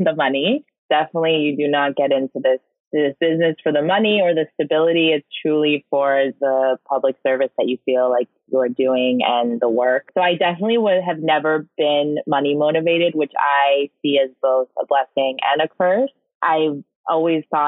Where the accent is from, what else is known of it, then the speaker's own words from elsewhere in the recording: Orange County, California, United States; now in East Coast, United States; the community that I grew up with in Orange County